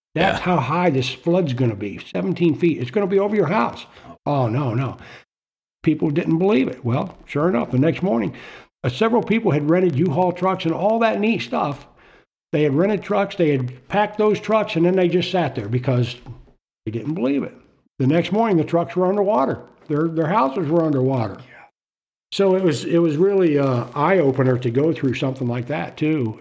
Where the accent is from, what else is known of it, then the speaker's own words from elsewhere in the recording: Florida, United States; moved away; also born or lived in Okinawa, Japan; I spent, you know, several years growing up in Florida.